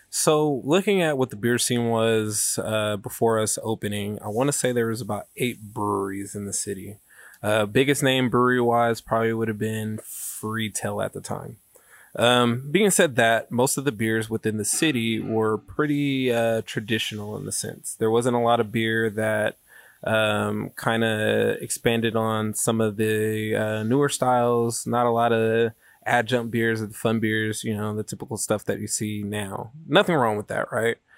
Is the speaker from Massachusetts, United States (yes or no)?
no; Sacramento, California, United States; we're from Sacramento